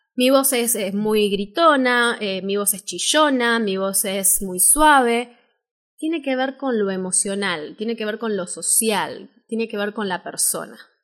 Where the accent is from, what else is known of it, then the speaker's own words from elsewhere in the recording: Buenos Aires, Argentina; soy locutora de Buenos Aires, Argentina